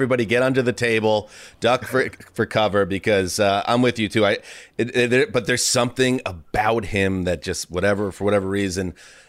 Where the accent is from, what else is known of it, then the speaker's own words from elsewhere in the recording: New York, United States; I grew up in New York